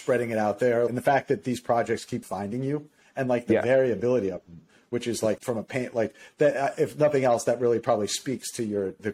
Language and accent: English; Miami, Florida, United States; my hometown